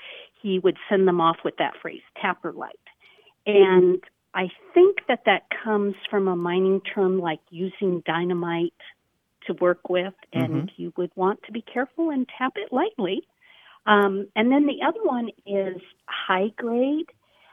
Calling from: Spokane, Washington, United States; I'm calling from Spokane, Washington.

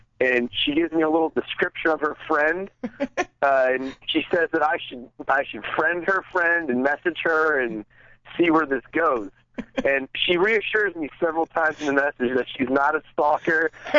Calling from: Bethlehem, Pennsylvania, United States; from Bethlehem, Pennsylvania.

